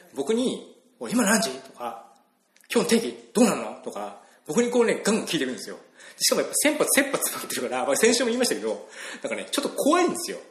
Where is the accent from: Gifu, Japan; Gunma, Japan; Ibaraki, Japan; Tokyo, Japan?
Ibaraki, Japan; now in Kyoto, Japan; 僕、茨城県の生まれなんですけども。